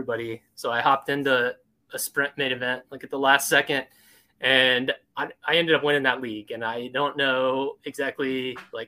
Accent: Oklahoma, United States; I grew up in Oklahoma

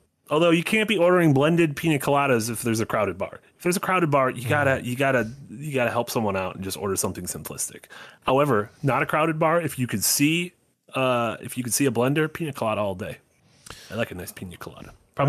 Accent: Madison, Wisconsin, United States; also born or lived in San Francisco; But I grew up in Madison, and then I moved to San Francisco for a long time. And then during COVID, I moved back, and now I'm still living here because it's much cheaper than San Francisco.

